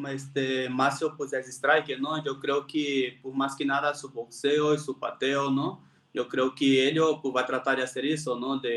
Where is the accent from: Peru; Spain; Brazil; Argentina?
Brazil; Spanish is a second language; moved away as an adult; also born or lived in Playa del Carmen, Mexico / Puebla, Mexico; now in Mexico